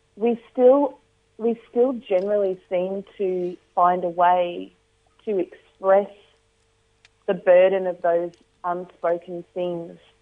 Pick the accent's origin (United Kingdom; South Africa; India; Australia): Australia; also born or lived in Northern Territory